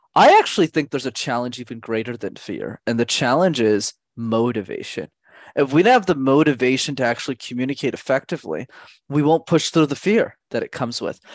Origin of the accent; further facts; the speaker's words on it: Montreal, Quebec, Canada; I grew up in Montreal